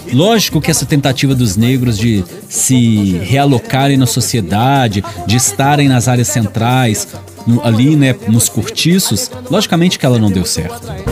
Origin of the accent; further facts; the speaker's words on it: Belo Horizonte, Minas Gerais, Brazil; now in Timóteo, Brazil; Eu nasci numa quebrada de Belo Horizonte, numa favela arrumada